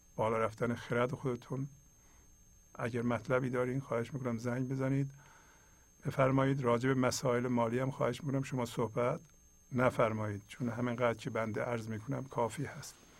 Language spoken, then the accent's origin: Persian; Iran; first language Persian; moved away; ایرانی هستیم فارسی زبان هستیم